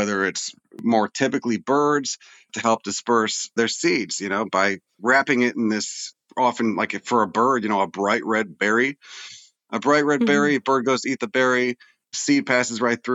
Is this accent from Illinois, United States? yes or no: yes; Chicago, Illinois, United States; where I grew up in Chicago, it was all suburban